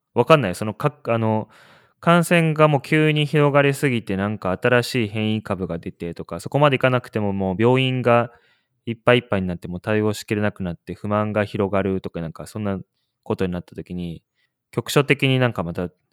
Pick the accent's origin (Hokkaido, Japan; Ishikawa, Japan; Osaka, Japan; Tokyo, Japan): Ishikawa, Japan; Kanazawa; moved away; 金沢出身だから石川県の